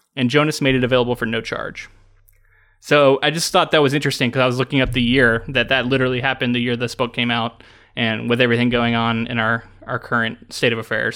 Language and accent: English; United States; as an American